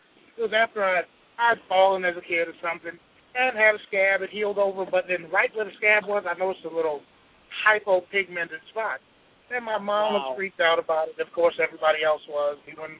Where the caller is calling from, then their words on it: Atlanta, Georgia, United States; Atlanta, Georgia.